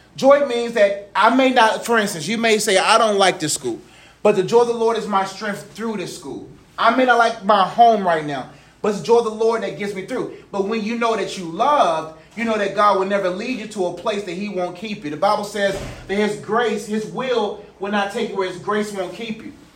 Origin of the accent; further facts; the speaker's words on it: Nigeria; I'm proud that I'm Nigerian